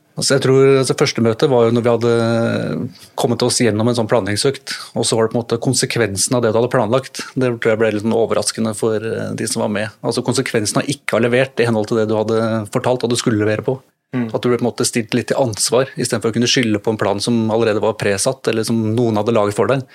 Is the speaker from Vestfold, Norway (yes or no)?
no; Drammen, Buskerud, Norway; så er jeg drammenser